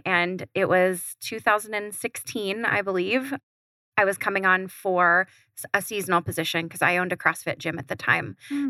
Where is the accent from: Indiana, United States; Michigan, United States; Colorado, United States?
Colorado, United States; Colorado Springs; also born or lived in Omaha, Nebraska; now in Arizona, United States; I'm hailing from Omaha, Nebraska. I was raised in Colorado Springs, Colorado, which is a fun piece of our story because we're both from Colorado, though we both met in Arizona.